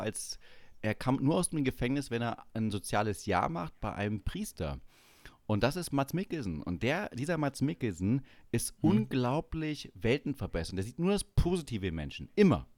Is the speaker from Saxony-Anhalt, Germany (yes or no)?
yes; Schönebeck, Saxony-Anhalt, Germany; bei uns in Schönebeck